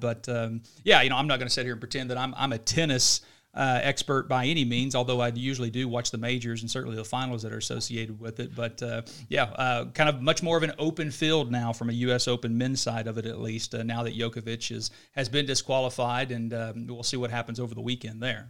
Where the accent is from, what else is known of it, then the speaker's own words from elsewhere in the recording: Oklahoma City, Oklahoma, United States; we're obviously from Oklahoma City